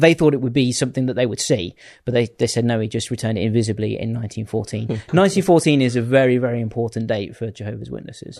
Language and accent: English; Bourne, East Midlands, United Kingdom; I grew up in in Lincolnshire, uh, right. in a little town called Bourne